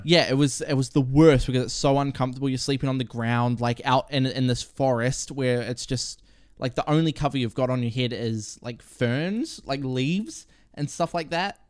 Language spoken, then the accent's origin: English; Murupara, Bay of Plenty, New Zealand; also born or lived in Rotorua; I was born in Rotorua. I grew up, grew up in, like, the, a, a little town called Murupata